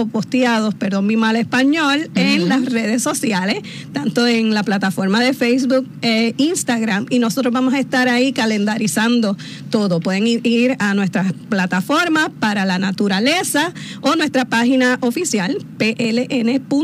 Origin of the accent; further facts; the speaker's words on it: Carolina, Puerto Rico; Yo soy metropolitana, con mucho orgullo soy de Carolina, pero trabajo aquí en San Juan